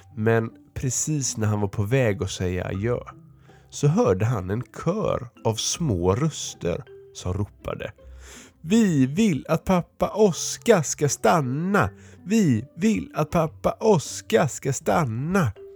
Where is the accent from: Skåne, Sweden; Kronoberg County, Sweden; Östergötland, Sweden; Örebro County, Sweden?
Örebro County, Sweden; Örebro; jag kommer från Örebro